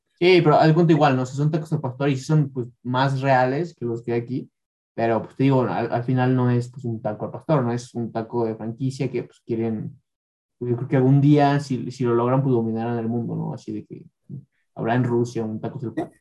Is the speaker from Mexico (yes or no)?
yes; Mexico City, Mexico; now in Ecatepec, Mexico; yo también soy de la Ciudad de México